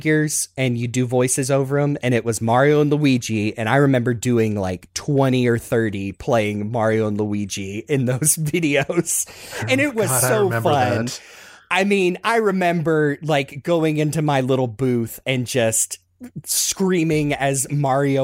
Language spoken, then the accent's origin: English; Southern, United States; accent: Southern; my Southern accent